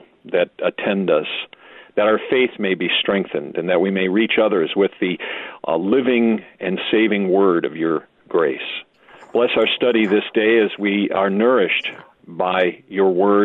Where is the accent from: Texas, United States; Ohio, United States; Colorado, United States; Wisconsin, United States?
Wisconsin, United States; Milwaukee; also born or lived in Jonesburg, Missouri; now in St. Louis, United States; I was born in Milwaukee, Wisconsin